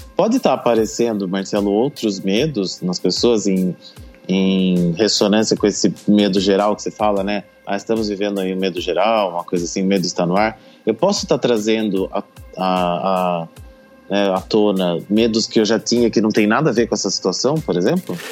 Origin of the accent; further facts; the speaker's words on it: Brazil; nós brasileiros nunca passamos por um período de guerra